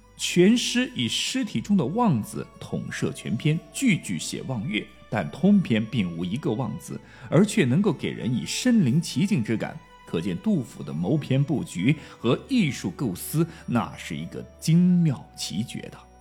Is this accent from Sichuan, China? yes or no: no; Chongqing, China; accent: Chongqing dialect; 我们重庆话经常说